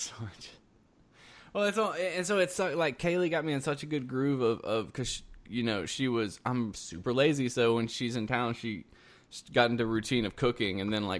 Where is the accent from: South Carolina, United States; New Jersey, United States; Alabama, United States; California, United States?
South Carolina, United States; Columbia, South Carolina / Easley, United States; moved away as an adult; now in Lafayette, United States; I grew up in Columbia, South Carolina.